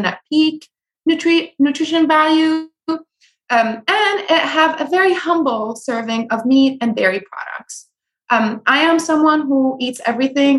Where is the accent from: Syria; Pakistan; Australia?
Syria; moved away; also born or lived in California; I grew up in Syria